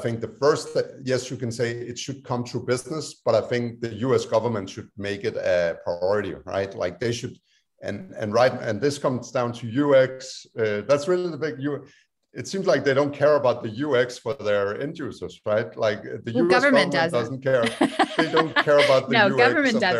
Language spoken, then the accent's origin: English; Denmark; now in United States; my home country, Denmark